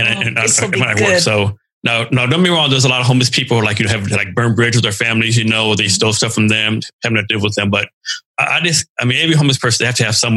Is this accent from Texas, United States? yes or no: yes; Texas, United States; I'm from Texas too